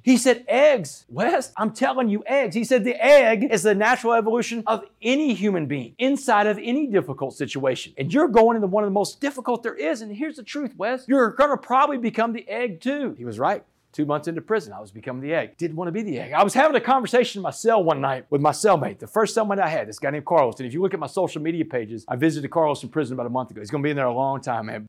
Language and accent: English; Port Arthur, Texas, United States; I grew up in Port Arthur, Texas